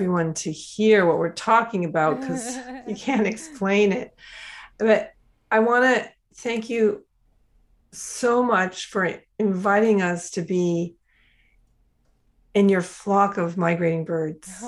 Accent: Minnesota, United States; I grew up in Minnesota

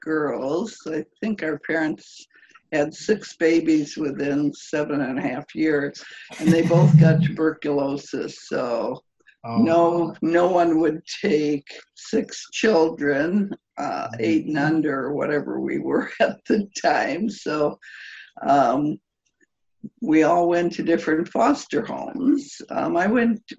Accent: Milwaukee, Wisconsin, United States; In Milwaukee

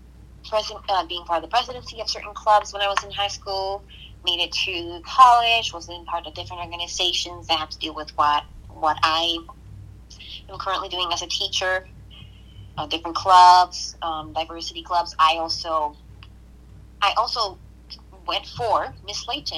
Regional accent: Guayama, Puerto Rico; now in United States; I'm from Guayama, Puerto Rico, and that was where I grew up

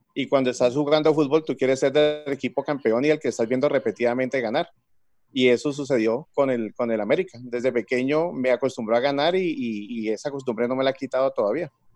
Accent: Palmira, Valle del Cauca, Colombia; now in Cali, Colombia; yo soy nacido en Palmira, eh, llevo más de 30 años viviendo en Cali

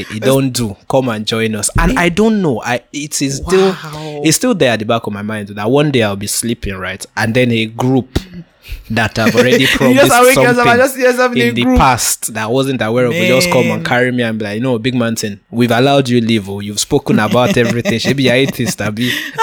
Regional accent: Nigeria; I'm Nigerian.

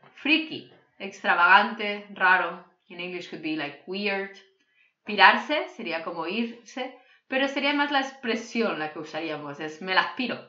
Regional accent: Catalonia, Spain; first language Catalan; Spanish is a second language; Cataluña, de donde soy yo

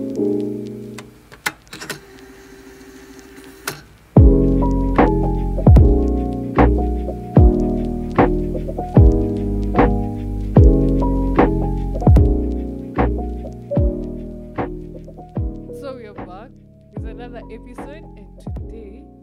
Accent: Ngong, Kajiado County, Kenya; I was raised up in Ngong my whole life

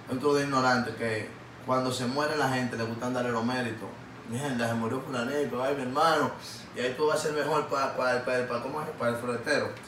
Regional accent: Paraguay; Yo no Yo soy paraguayo, te lo van a dar conmigo los dos.

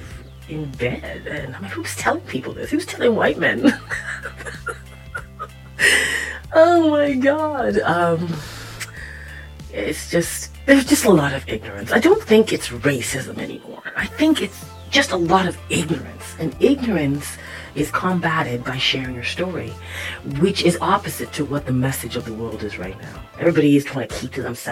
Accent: Toronto, Ontario, Canada; I was born in Scarborough, Ontario

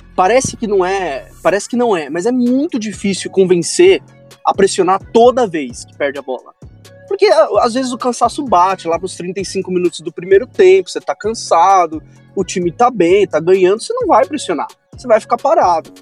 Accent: São Paulo, Brazil; eu moro em São Paulo, sou de São Paulo

